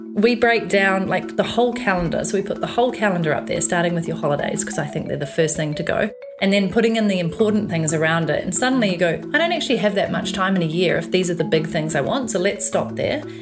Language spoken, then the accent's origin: English; New Zealand; moved away as an adult; also born or lived in London, England; growing up in New Zealand, you do actually have a certain amount of freedom that is just inbuilt